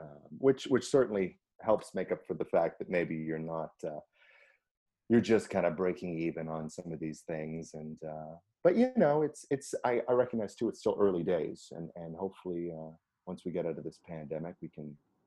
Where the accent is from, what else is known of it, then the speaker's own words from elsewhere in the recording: Canada; being Canadian